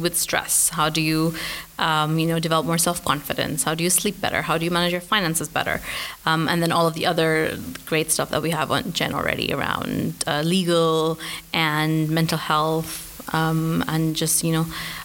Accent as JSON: {"language": "English", "country": "Pakistan", "tie": "born or raised there", "also_born_or_lived": "Glasgow", "moved": "as an adult", "said": "I grew up in Pakistan"}